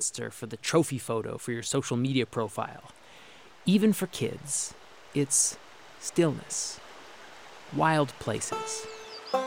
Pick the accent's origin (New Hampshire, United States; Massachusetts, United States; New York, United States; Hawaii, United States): New Hampshire, United States; my home state, New Hampshire